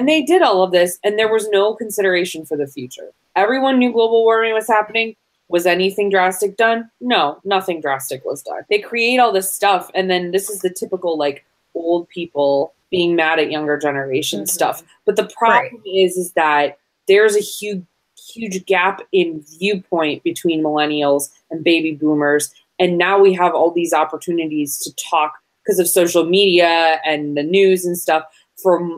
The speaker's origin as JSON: {"language": "English", "region": "Michigan", "country": "United States", "said": "we're from Michigan."}